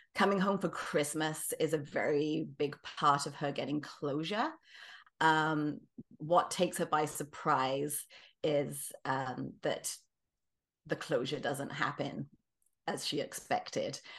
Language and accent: English; England, United Kingdom; moved away as an adult; also born or lived in British Columbia, Canada; now in Kelowna, Canada; I'm originally from England, as you might be able to tell. I've, uh, lived the latter half of my life in Canada